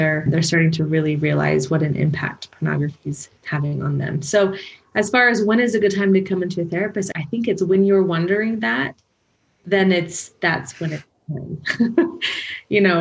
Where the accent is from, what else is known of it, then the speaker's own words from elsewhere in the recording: Portland, United States; moved away as an adult; also born or lived in Utah; I grew up in Portland, came up to school at BYU